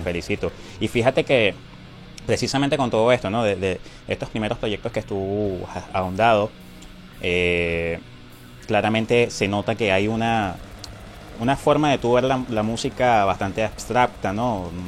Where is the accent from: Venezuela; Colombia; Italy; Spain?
Venezuela; lo que somos los venezolanos afuera